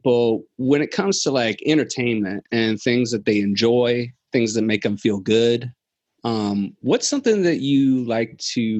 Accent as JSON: {"language": "English", "region": "Virginia", "country": "United States", "said": "I'm from Virginia"}